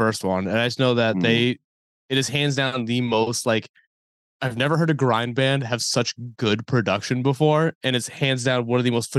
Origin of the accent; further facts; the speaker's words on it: Dover, New Hampshire, United States; now in Philadelphia, United States; Because I'm from New Hampshire. I'm from, like, this small town. Not a small town, but, like, a city in New Hampshire called Dover.